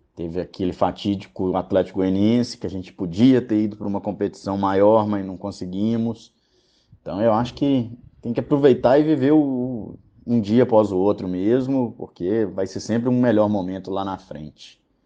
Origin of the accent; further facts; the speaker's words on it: Belo Horizonte, Minas Gerais, Brazil; also born or lived in Uberaba / Araxá / São Paulo / João Pessoa; nasci aqui em BH mesmo, já morei em alguns lugares, já morei em Uberaba, Araxá, São Paulo e em 2021 mudei para João Pessoa. Não deu muito certo, acabei voltando todas as vezes aqui para Belo Horizonte.